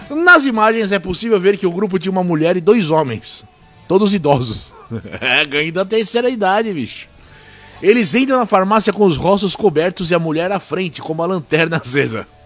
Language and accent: Portuguese; South Region, Brazil; Eu sou do Sul.